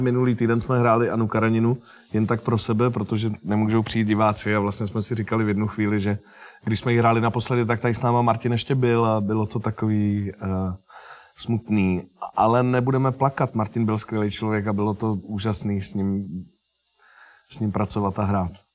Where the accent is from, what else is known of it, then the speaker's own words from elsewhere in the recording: Nové Strašecí, Central Bohemian Region, Czechia; moved away; also born or lived in Rajhrad; já pocházím z Nového Strašecí, to je takový eh, městečko ve středních Čechách a říká se mu Strágo.